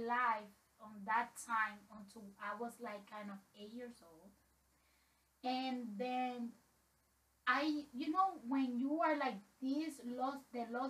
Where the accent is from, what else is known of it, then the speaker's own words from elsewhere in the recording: Dominican Republic; I'm from Dominican Republic.